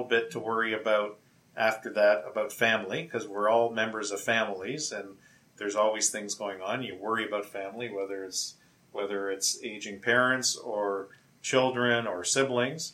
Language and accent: English; Windsor, Ontario, Canada; moved away as an adult; now in Toronto, Canada; I grew up in Windsor, Ontario